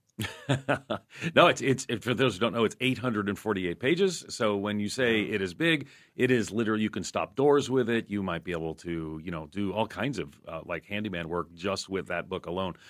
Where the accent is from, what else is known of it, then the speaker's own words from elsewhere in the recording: outside New York City, United States; 50 years ago growing up outside New York City